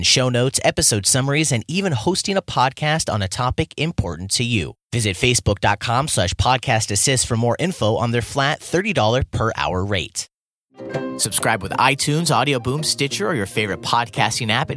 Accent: United States; now in South Korea; as an American

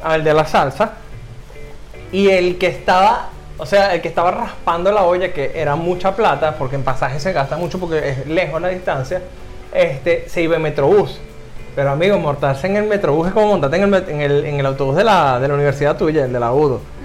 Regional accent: Caracas, Capital District, Venezuela; moved away as an adult; also born or lived in Guatire, Miranda, Venezuela; Yo nací en Caracas y a mis 10 años, 11 años me fui a vivir a Guatire con mi mamá

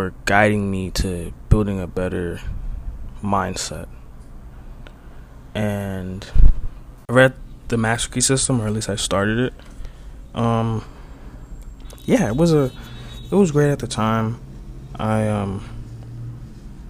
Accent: Dominican Republic; we're from the Dominican Republic

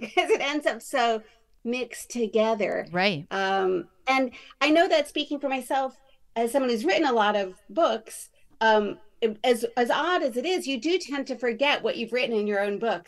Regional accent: New York City, New York, United States; we grew up in New York City

